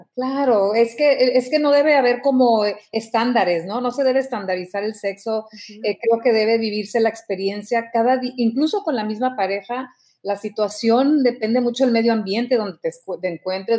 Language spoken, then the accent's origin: Spanish; Mexico; yo te hablo como mexicana